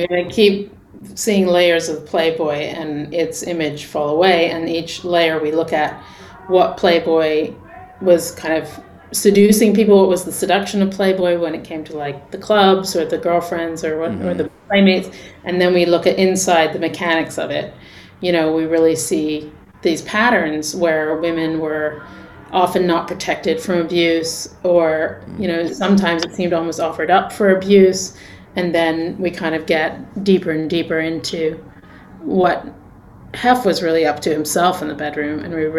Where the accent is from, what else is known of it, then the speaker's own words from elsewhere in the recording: England, United Kingdom; also born or lived in New York; now in Los Angeles, United States; I'm not from LA. I grew up in England. I'm from New York. Okay. I've been here for 20 years.